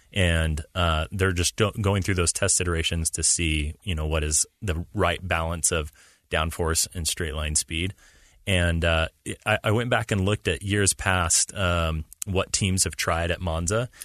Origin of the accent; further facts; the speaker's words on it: United States; as an American fan